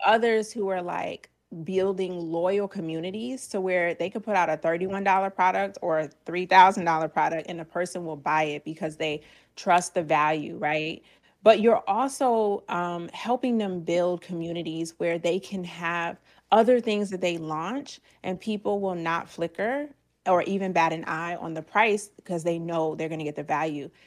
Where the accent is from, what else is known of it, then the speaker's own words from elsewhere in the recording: Georgia, United States; now in Virginia, United States; I'm originally from Georgia